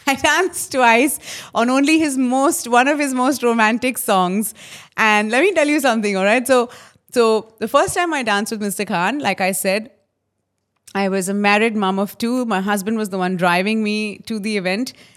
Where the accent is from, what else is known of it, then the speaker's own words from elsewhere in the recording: Mumbai, Maharashtra, India; when I was a little girl and I grew up in Khar, fourteenth road, uh, in a building called Shiv Kripa.